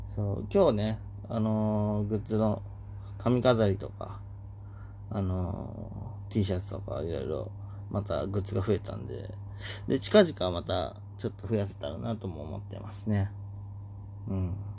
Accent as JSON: {"language": "Japanese", "region": "Oita", "country": "Japan", "tie": "born or raised there", "moved": "as an adult", "said": "小学校からの大親友の、弟と、あのー、よくつるんでたと。地元大分で"}